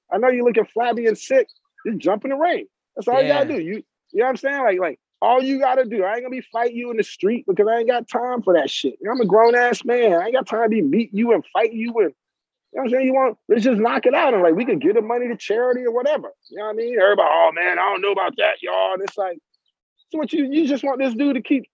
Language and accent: English; the South, United States; we're from the South.